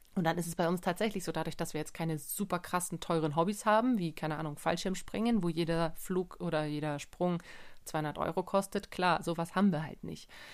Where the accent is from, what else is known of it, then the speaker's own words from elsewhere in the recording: Germany; bei uns in Deutschland